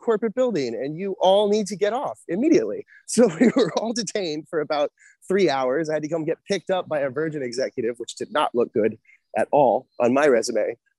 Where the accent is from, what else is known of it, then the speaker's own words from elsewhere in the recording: Orlando, Florida, United States; I was born in Orlando, Florida